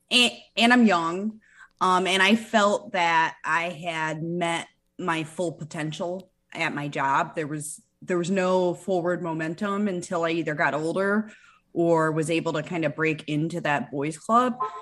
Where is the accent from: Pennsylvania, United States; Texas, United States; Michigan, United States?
Michigan, United States; moved away as an adult; now in South Florida, United States; I'm originally from Michigan